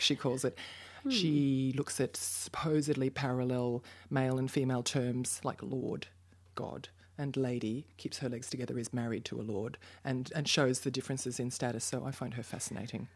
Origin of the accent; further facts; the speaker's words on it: Brisbane, Queensland, Australia; moved away as an adult; also born or lived in Melbourne; now in Berlin, Germany; I'm from Brisbane," 'cause that's where my parents live and I went to high school